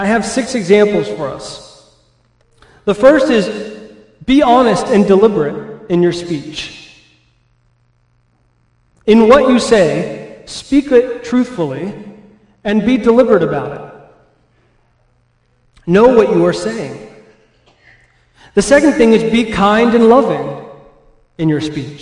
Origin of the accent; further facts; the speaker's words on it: California, United States; now in Midwest, United States; where I grew up in California